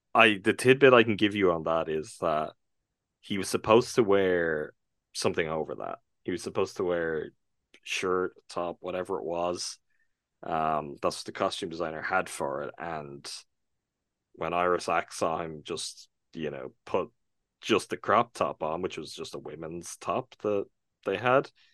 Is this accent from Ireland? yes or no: yes; Ireland; I'm from Ireland. I'm from what was until very recently, maybe the most Catholic country in the world